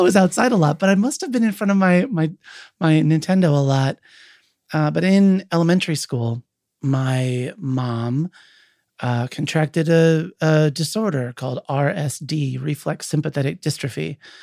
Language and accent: English; Williamsport, Pennsylvania, United States; I grew up in Williamsport, Pennsylvania, home of the Little League World Series.